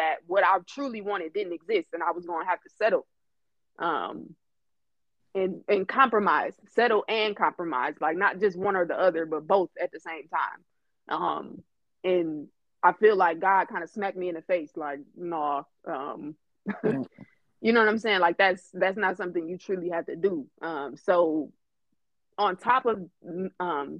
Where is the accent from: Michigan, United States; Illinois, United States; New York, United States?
Michigan, United States; Detroit; moved away as an adult; now in Phoenix, United States; From Detroit by way of Phoenix